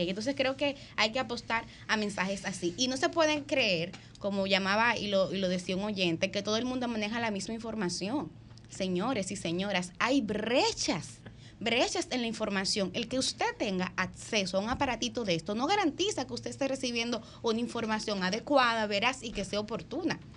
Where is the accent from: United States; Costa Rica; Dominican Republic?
Dominican Republic; yo creo que es un hecho que como dominicanos y como dominicanas tienen que alarmarnos.